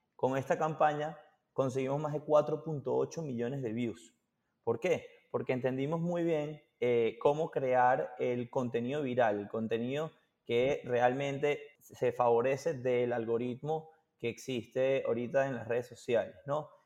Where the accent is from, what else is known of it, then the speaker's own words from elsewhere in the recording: Venezuela; moved away; also born or lived in Boston; nosotros somos de Venezuela